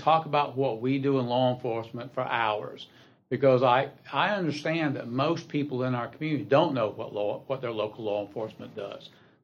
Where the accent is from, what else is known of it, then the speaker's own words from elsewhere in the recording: Columbia, South Carolina, United States; moved away as an adult; now in Anderson County, United States; I was born in Columbia and went to high school there